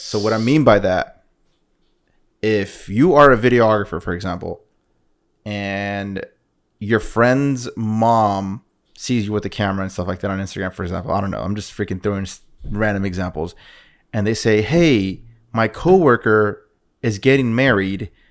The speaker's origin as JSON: {"language": "English", "town": "Oceanside", "region": "California", "country": "United States", "said": "we're two fuckers from Oceanside"}